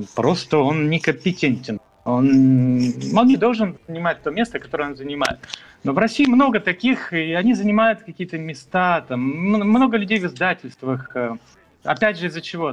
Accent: Moldova; now in Canada; я из Молдавии

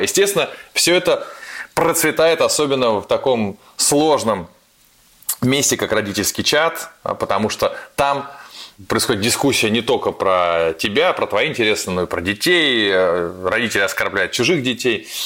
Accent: Saint Petersburg, Russia; мой родной город Петербург

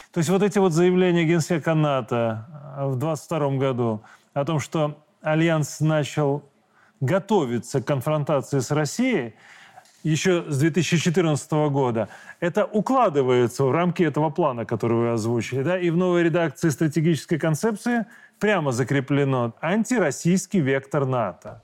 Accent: Belarus; мы простые белорусы

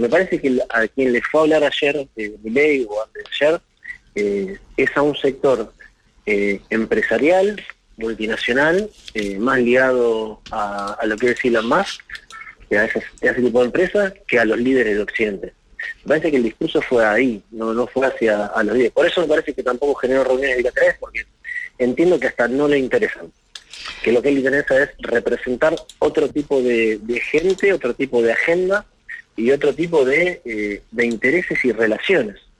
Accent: Argentina

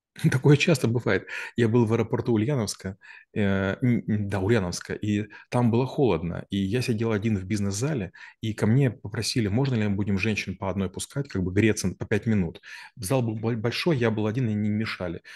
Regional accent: Ukraine; now in Moscow, Russia; я украинец на самом деле

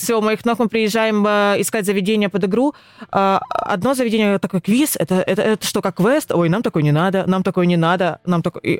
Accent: Rostov-on-Don, Rostov Oblast, Russia; moved away as an adult; now in Krasnodar, Russia; Я сама из Ростова.

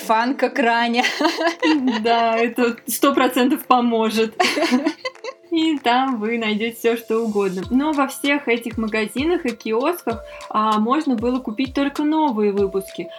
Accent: Moscow, Russia; мы из Москвы

